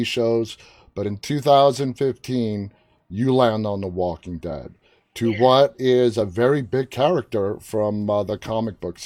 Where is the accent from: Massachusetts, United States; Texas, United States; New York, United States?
New York, United States; New York City; accent: New York; I'm from Queens